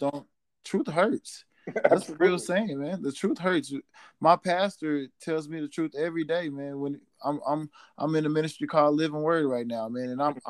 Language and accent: English; Oklahoma, United States; moved away; go back to my home state